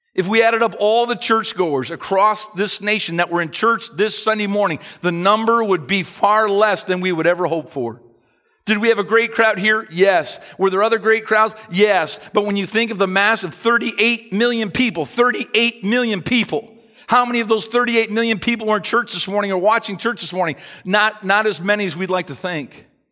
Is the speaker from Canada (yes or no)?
yes; Canada